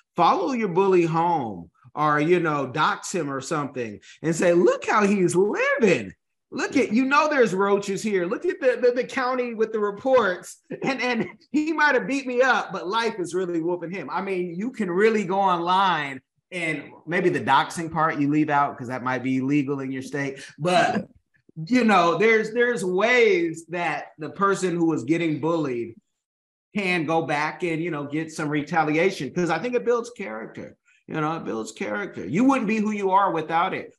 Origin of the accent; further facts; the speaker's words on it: Oakland, California, United States; where I'm from Oakland